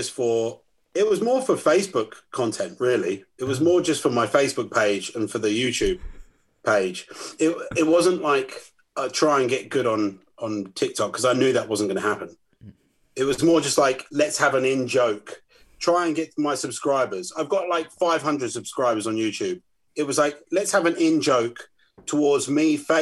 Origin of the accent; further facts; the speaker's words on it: Northwood, London, United Kingdom; my hometown, Northwood